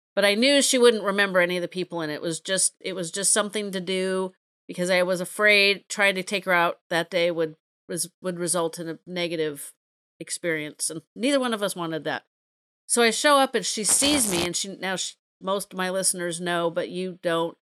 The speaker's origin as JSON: {"language": "English", "region": "California", "country": "United States", "said": "I'm a Californian"}